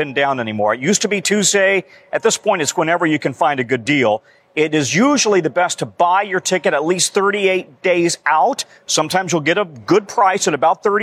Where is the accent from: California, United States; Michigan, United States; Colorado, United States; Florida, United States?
Colorado, United States; Denver; living on the south side of Denver, for example, my hometown